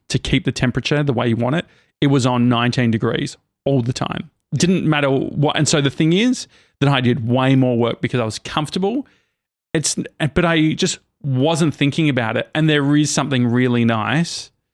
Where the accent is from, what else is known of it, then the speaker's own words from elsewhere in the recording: Australia; I'm from Australia